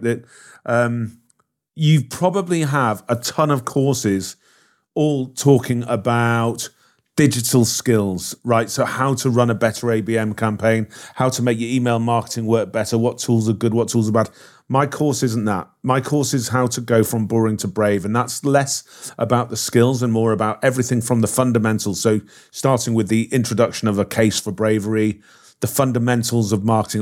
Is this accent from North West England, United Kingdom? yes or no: yes; Liverpool, North West England, United Kingdom; I'm from Liverpool